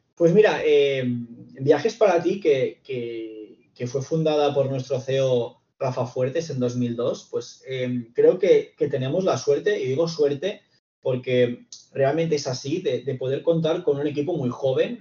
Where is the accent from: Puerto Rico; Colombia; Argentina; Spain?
Spain; Reus, Catalonia; soy de Reus